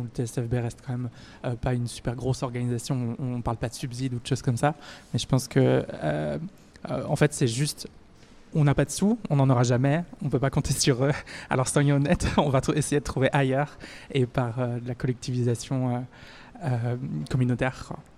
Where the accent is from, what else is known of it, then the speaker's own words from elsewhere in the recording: France; now in Brussels, Belgium; je suis française